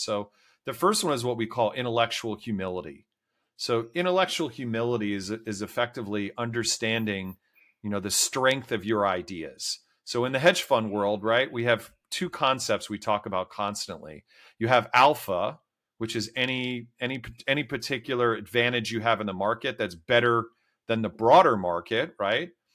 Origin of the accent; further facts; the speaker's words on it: D.C., suburban Maryland, United States; I grew up, uh, outside of Washington, D C in suburban Maryland